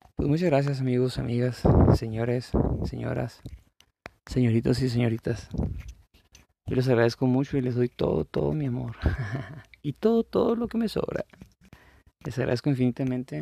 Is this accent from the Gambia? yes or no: no; La Paz, Baja California Sur, Mexico; yo soy de la, de la Paz, de la ciudad de La Paz, California